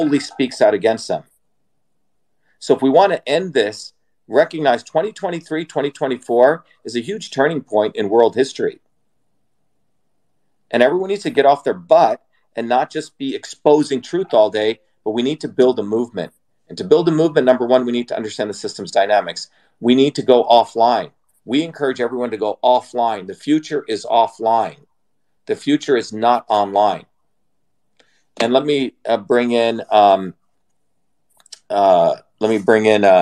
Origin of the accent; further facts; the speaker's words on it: India; moved away; I come from an Indian background. I was born in India